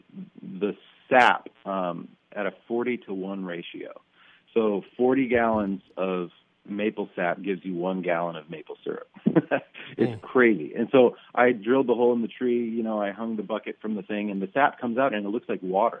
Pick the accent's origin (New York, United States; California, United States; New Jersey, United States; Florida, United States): Florida, United States; North; now in Nashville, United States; I grew up mostly in North Florida